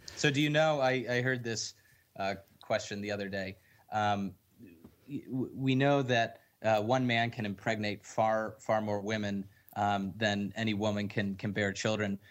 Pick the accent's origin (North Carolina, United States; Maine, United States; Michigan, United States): Michigan, United States; I'm from Michigan and tons of people hunt in Michigan.